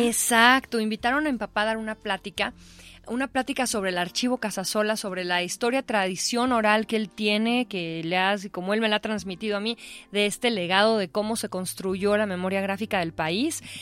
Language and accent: Spanish; Mexico; nos podemos volver a unir como mexicanos